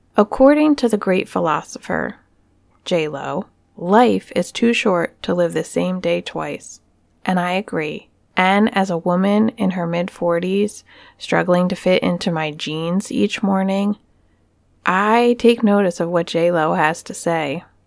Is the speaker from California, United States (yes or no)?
no; Pennsylvania, United States; Punxsutawney, Pennsylvania, my home state.